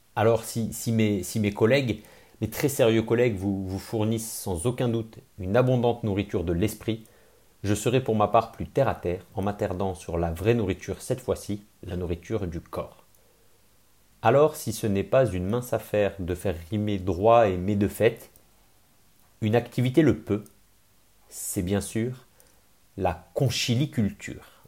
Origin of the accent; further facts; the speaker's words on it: Grenoble, Auvergne-Rhône-Alpes, France; je suis grenoblois